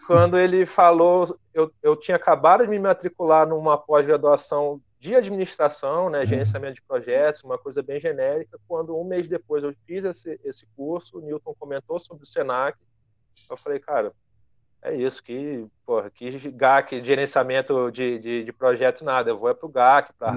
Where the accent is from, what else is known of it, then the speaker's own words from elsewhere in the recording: Petrópolis, Rio de Janeiro, Brazil; Eu, na verdade, sou nascido no Rio, mas morei boa parte da minha adolescência em Petrópolis, na Serra do Rio de Janeiro, que é onde eu estou nesse momento